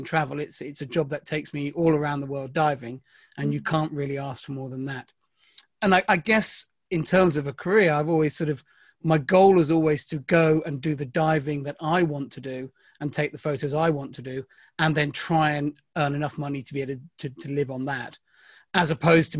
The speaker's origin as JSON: {"language": "English", "area": "Devon", "region": "South West England", "country": "United Kingdom", "tie": "born or raised there", "said": "And actually I grew up in Devon."}